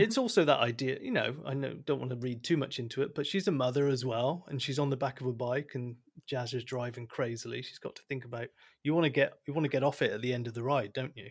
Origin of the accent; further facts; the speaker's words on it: Bristol, South West England, United Kingdom; accent: West Country; moved away as an adult; I'm from Bristol, and I get wrangly mocked by Kerry and Peter for my West